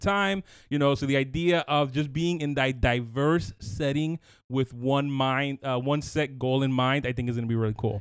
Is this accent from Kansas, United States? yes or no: no; New York City, New York, United States; I grew up in Brooklyn, you know, going to a Latin church